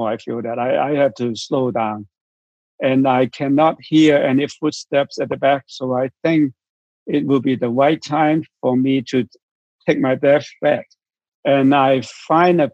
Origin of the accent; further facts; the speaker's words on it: Hong Kong; I'm from Hong Kong